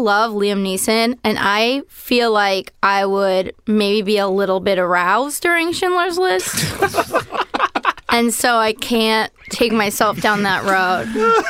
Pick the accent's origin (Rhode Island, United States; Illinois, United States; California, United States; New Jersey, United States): California, United States; San Francisco Bay Area; I grew up in the Bay Area